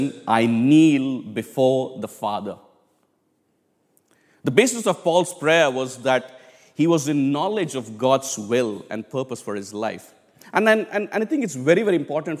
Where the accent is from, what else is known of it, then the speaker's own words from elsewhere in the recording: India; moved away; I come from India, it's a very, very common thing for all of us to kneel down in prayer. I mean, in our churches, back home in India, we didn't have chairs